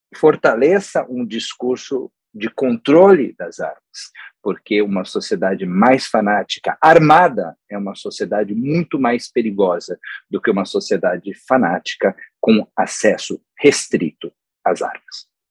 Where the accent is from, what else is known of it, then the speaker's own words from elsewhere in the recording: São Paulo, Brazil; now in United States; em São Paulo, de onde eu venho